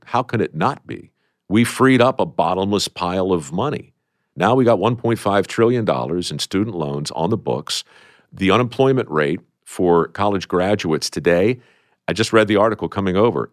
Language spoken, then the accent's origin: English; Baltimore, Maryland, United States; I grew up in Baltimore